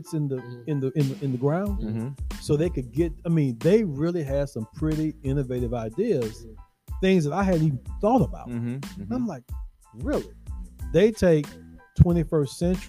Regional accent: Nashville, Tennessee, United States; also born or lived in Memphis; The church I grew up here in Nashville

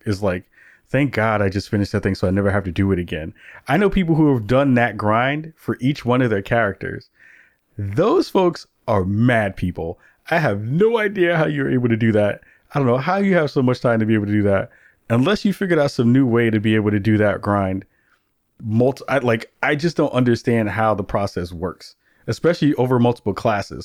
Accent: New York City, New York, United States; growing up in the Bronx in the eighties

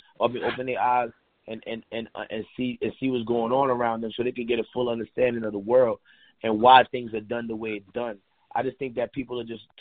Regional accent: Haiti; now in United States; I'm from Haiti and we don't have the bathroom in the house

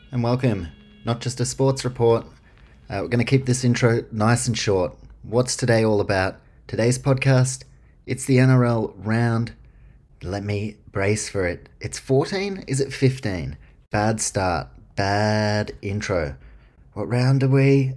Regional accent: New Zealand; I grew up in New Zealand

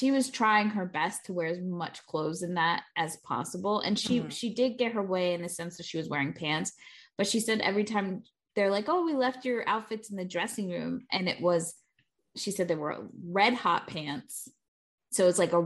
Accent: Florida, United States; We're from Florida, but we had Sam Goody, and I remember going to the Coral Square Mall

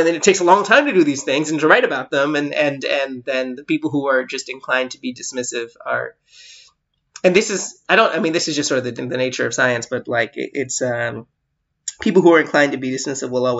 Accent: United States; I was American

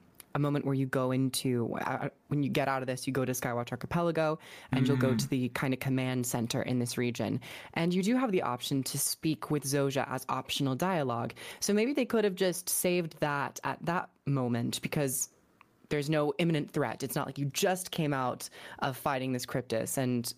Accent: United States; I'm American

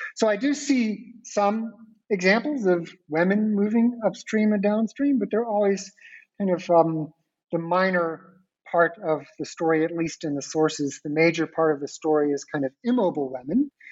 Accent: Dallas, Texas, United States; moved away as an adult; now in Hong Kong; growing up in Dallas, Texas

